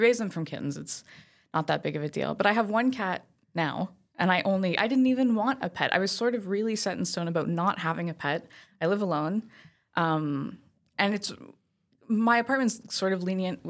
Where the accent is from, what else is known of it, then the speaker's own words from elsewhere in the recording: Saint-Eustache, Quebec, Canada; my sister lives out in St. Eustache. That's where I grew up.